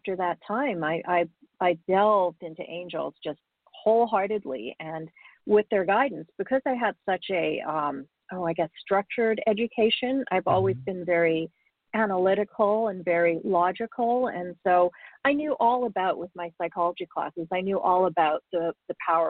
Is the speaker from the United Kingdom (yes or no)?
no; Canada; also born or lived in Africa; I was born in Africa. My family immigrated to Canada when I was quite young